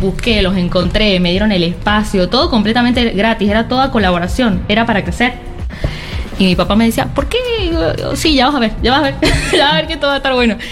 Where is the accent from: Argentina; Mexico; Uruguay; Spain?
Argentina; San Juan; Sí, soy de la provincia de San Juan, nos vinimos y estamos muy contentos de estar acá.